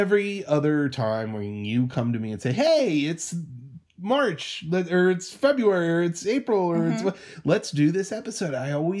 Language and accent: English; United States; now in Seattle, United States; I'm American.